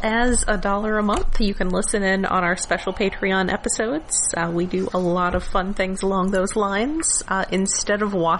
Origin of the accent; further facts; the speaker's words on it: Alabama, United States; I am originally from Alabama